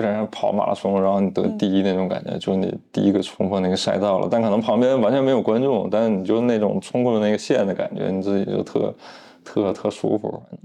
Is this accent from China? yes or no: yes; Northeast China, China; 我老家那边人不太知道这个中央美院，只知道这个鲁迅美术学院，就东北那边就认那个，高中我就去沈阳去学的